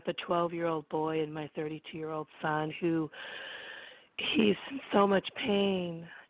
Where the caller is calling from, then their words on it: California, United States; I'm calling from California, and the area code is 831, and I'm in the Monterey Bay area next to, like, Carmel, Monterey